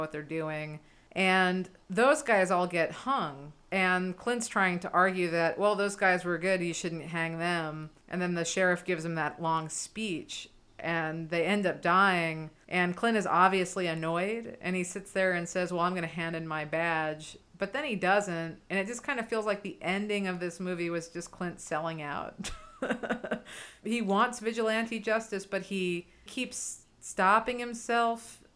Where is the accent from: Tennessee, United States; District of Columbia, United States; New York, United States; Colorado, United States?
New York, United States; New York City; a born and raised New Yorker